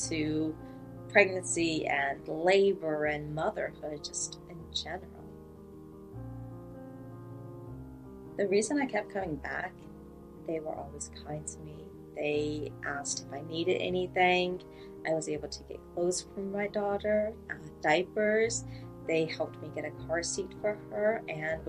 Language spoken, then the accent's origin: English; Alabama, United States; I'm from Alabama